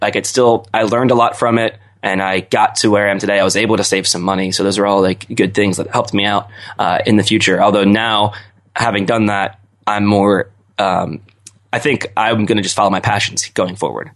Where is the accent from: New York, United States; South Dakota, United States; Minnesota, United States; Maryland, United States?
Maryland, United States; Owings Mills; moved away as an adult; I grew up in the suburbs of Baltimore in Owings Mills